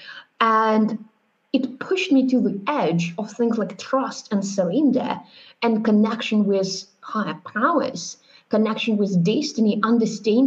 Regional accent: Moscow, Russia; now in Berlin, Germany; I grew up in Russia, in Moscow, with four grandparents, very close.

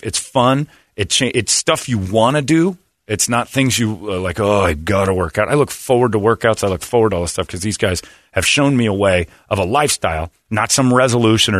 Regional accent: Cedar Lake, Indiana, United States; Cedar Lake, Indiana, which is kind of my hometown

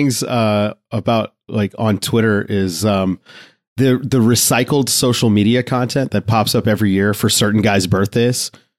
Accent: Mid-Atlantic, United States; I'm from Mid-Atlantic area.

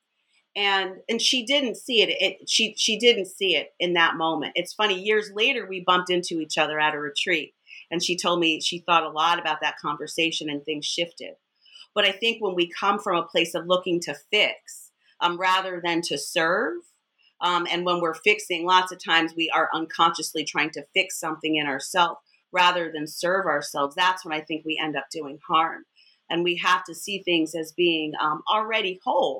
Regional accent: United States; you grow up in the United States of America

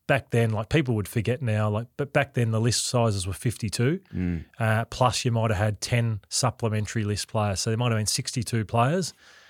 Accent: Essendon, Victoria, Australia; But I grew up around the Essendon area.

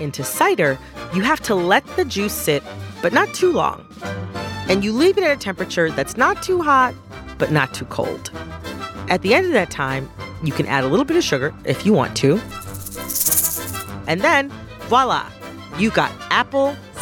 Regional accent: Michigan, United States; I am from Michigan, which is a state that is known for its apples.

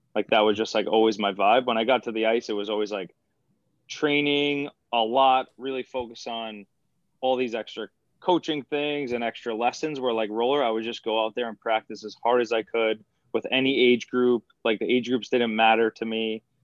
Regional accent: Patchogue, New York, United States; I'm from Patchogue, which is like the middle of Long Island.

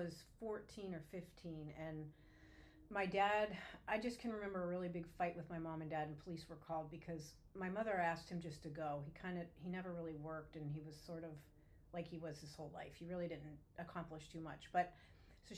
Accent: Erie, Pennsylvania, United States; moved away; I was born in 1965 in Erie, Pennsylvania

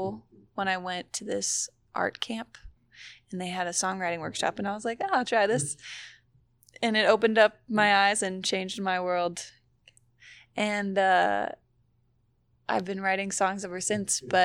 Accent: Portugal; moved away as an adult; now in Charlotte, United States; I grew up in Portugal

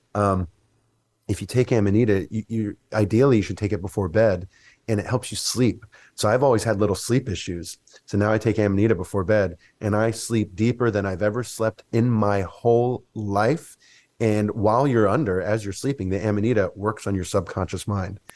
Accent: Mississippi, United States; I grew up in Mississippi

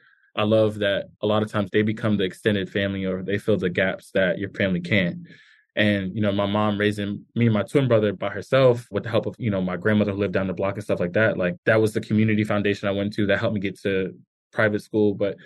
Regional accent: New York City, New York, United States; born or raised there

